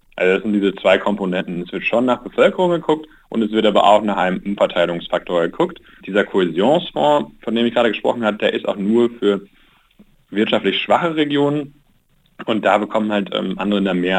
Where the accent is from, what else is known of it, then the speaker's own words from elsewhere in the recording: Germany; Deutschland, ich spreche Deutsch, ich, ich, bin Deutscher